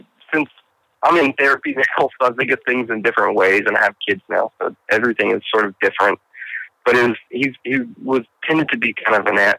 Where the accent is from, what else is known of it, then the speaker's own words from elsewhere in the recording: Lafayette, Louisiana, United States; also born or lived in Montana; I've lived in Louisiana since I was three